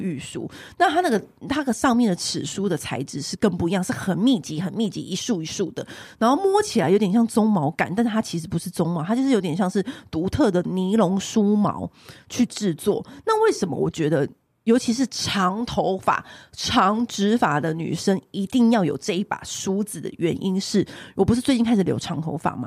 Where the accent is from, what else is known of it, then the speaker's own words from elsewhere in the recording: Taiwan; 我们台湾人